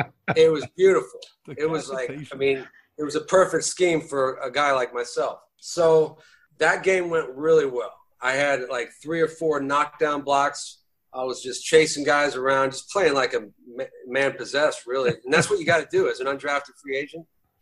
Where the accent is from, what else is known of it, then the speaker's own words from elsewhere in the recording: The Woodlands, Texas, United States; moved away as an adult; also born or lived in South Florida / Boston; I'm from the Woodlands.